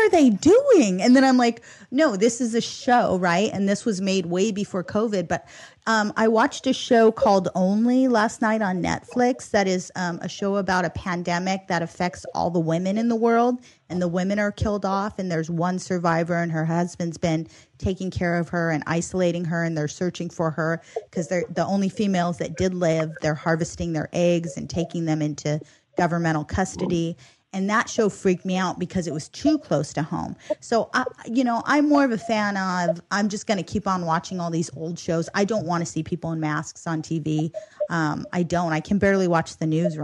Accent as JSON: {"language": "English", "area": "Inland Empire", "region": "California", "country": "United States", "said": "we are girls from the Inland Empire who live in the Inland Empire"}